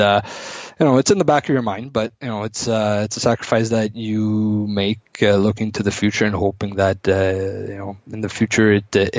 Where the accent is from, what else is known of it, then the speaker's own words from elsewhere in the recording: Ottawa, Ontario, Canada; born and raised in Ottawa